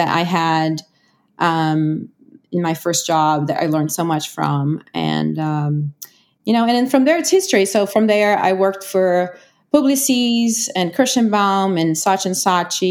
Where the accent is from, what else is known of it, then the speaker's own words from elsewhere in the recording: Rio de Janeiro, Brazil; moved away as an adult; now in New York, United States; I was born and raised in Rio